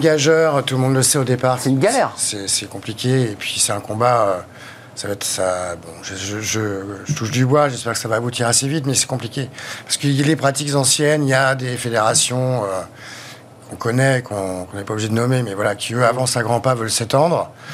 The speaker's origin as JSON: {"language": "French", "region": "Brittany", "country": "France", "tie": "born or raised there", "said": "je suis breton d'origine déjà. Donc, j'ai passé ma jeunesse au bord de la mer, ma jeunesse à la campagne."}